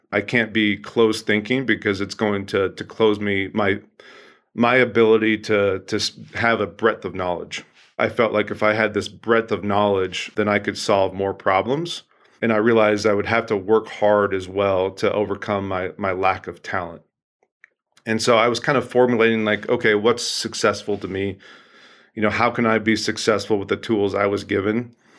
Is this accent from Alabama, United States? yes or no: no; Oregon, United States; I grew up in the Pacific Northwest, a great state of Oregon